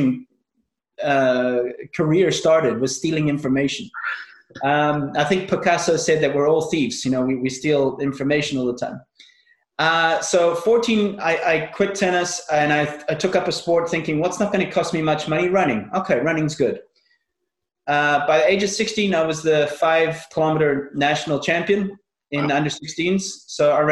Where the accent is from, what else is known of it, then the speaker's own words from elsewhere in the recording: South Africa; also born or lived in Northern Ireland; I was born in Northern Ireland, and at the age of six, we moved to South Africa.